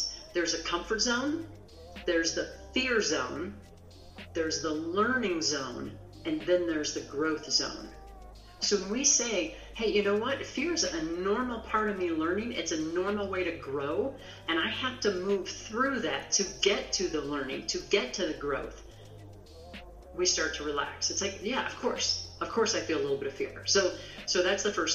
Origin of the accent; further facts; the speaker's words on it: Midwest, United States; now in Rocky Mountains, United States; I grew up in the Midwest, which is really flat.